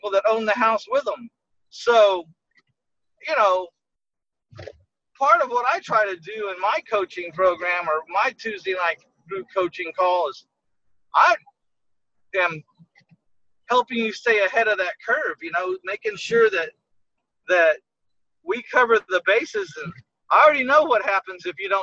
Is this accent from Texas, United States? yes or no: yes; San Antonio, Texas, United States; born or raised there